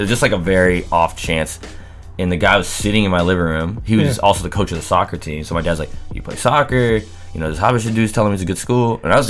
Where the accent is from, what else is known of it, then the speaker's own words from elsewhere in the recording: Seattle, Washington, United States; moved away as an adult; also born or lived in Atlanta, Georgia; now in New York City, United States; I am from the South End, from Columbia City. I grew up here. A little while back, moved to New York.